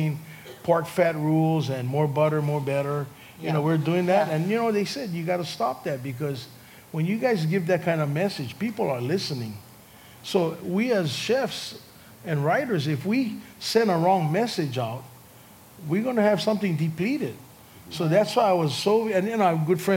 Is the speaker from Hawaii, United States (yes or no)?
yes; North Shore, Oahu, Hawaii, United States; I grew up on the North Shore